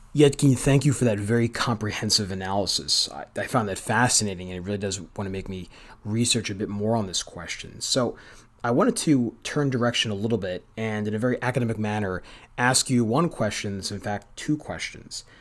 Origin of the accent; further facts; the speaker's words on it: United States; as an American